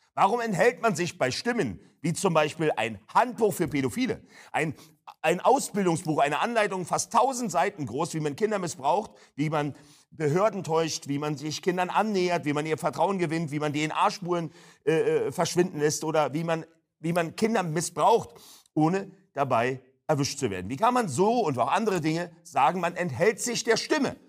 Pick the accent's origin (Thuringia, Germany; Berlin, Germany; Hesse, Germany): Berlin, Germany; Ich komme aus Berlin-Neukölln, hört man ja unschweigerlich